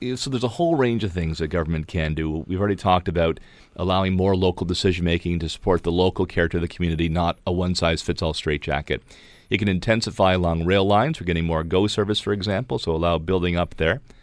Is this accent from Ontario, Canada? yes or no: yes; Niagara Peninsula, Ontario, Canada; I'm born and raised in the Niagara Peninsula